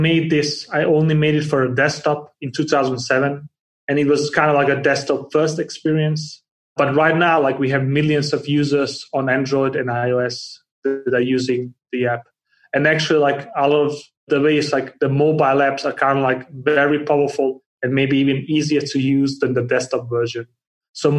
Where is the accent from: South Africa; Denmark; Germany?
Denmark; moved away; also born or lived in Bosnia; I was born in Bosnia and grew up in Denmark, and I have lived around the world since.